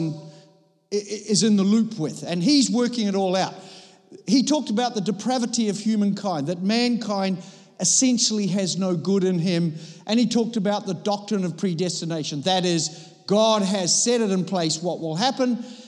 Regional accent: Copenhagen, Capital Region of Denmark, Denmark; I come from Copenhagen

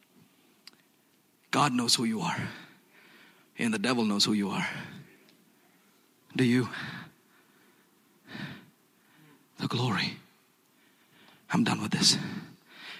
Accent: Hyderabad, Telangana, India; We grew up together in Hyderabad, India.

